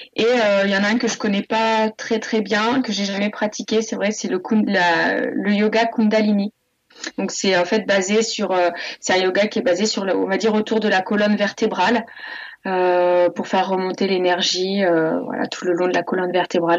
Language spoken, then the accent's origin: French; Montluçon, Auvergne-Rhône-Alpes, France; moved away as an adult; now in Pignan, France; Je suis née en Auvergne à Moulusson et, j'ai grandi en Auvergne jusqu'à mes 20 ans